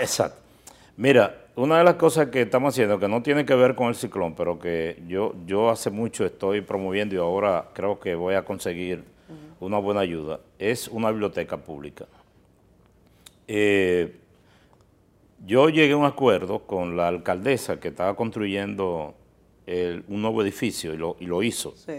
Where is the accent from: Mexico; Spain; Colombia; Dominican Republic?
Dominican Republic; Miches, El Seibo; nosotros eh, somos originarios de Miches